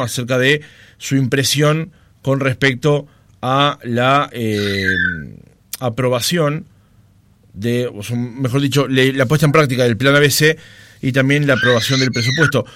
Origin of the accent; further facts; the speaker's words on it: Montevideo, Uruguay; yo soy nacido y criado en Capurro